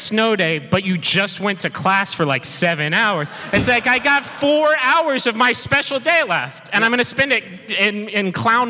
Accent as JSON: {"language": "English", "town": "Huntington", "region": "West Virginia", "country": "United States", "tie": "born or raised there", "said": "this is my hometown, you know? I love Huntington."}